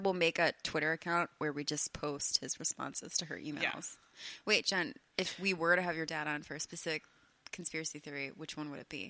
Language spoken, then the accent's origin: English; Missouri, United States; You think just because we're from Missouri